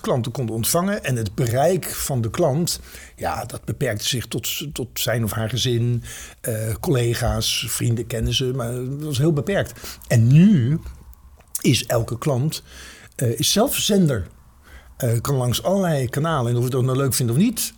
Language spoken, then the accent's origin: Dutch; Netherlands; als Nederlanders